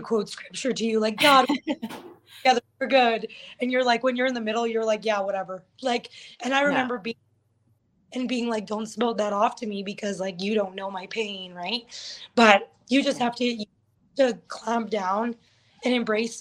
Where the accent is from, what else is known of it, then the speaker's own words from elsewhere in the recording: Thorhild, Alberta, Canada; also born or lived in Lakeland area, Alberta; I live in Thorhild. That's where my home is, my hometown.